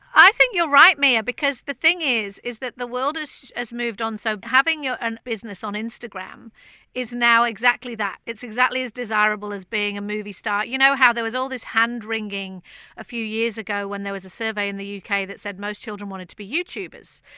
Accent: Manchester, North West England, United Kingdom; Manchester, which is my hometown where Marcus Rashford is from

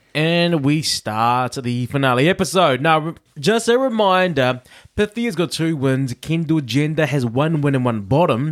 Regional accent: New Zealand; I'm a Kiwi

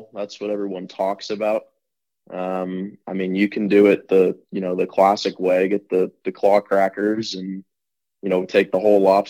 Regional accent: Camden, Maine, United States; Yeah, it's kind of your classic tiny little New England harbor town. Everyone knows everyone.

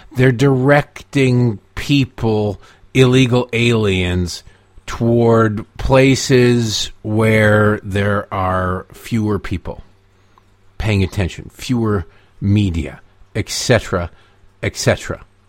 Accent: United States; I am a Native American

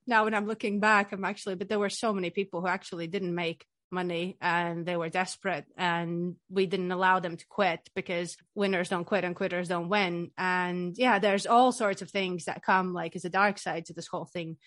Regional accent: Riga, Latvia; moved away as an adult; now in Scotland, United Kingdom; I'm from the sunny country, Latvia. I'm from Riga

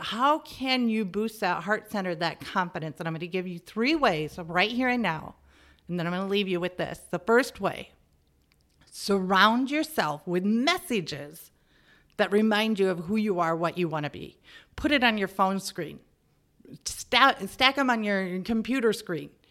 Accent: middle of America, Midwest, United States; moved away as an adult; also born or lived in Germany / England; what I was like as an American. And not only that, as the middle of America American

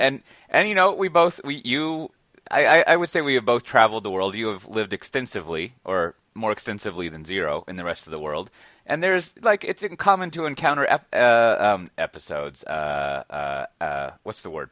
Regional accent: Austin, Texas, United States; I'm from Austin

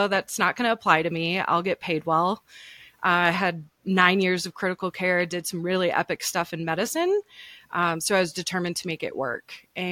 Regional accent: Michigan, United States; moved away as an adult; now in Denver, United States; we grew up in Michigan

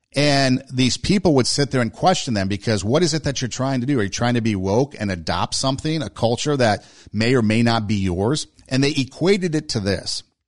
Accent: United States; We in America

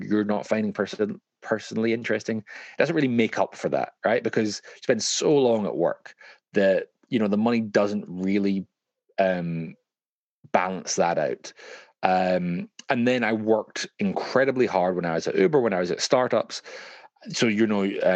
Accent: Glasgow, Scotland, United Kingdom; now in London, United Kingdom; growing up in Glasgow, things are a lot cheaper than they are when you're kind of raising your kids in London

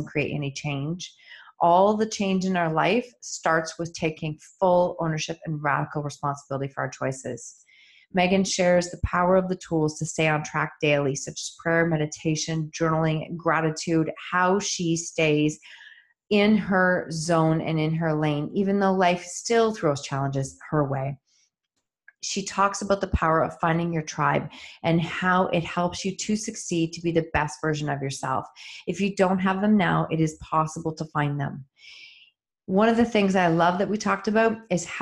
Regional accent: Chatham, Ontario, Canada; I was born in Chatham and lived there for the first probably 10 years. Of my life.

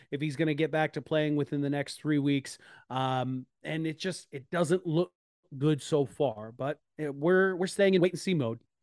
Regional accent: Northeast, United States; now in Iowa, United States; I'm originally actually from the Northeast as well

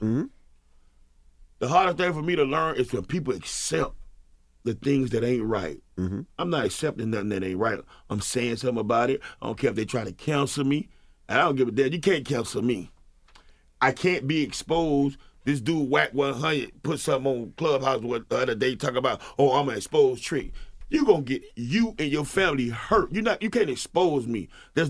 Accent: the South, United States; Well, I'm from the South, but they don't really. We run our household, you know.

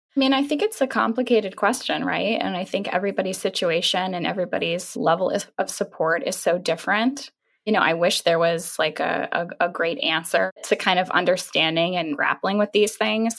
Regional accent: New York City, New York, United States; I'm a New Yorker.

